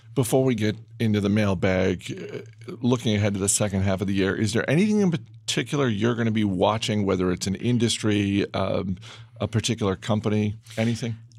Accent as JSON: {"language": "English", "region": "Maine", "country": "United States", "tie": "born or raised there", "said": "in Maine when I was gro-, when I was growing up"}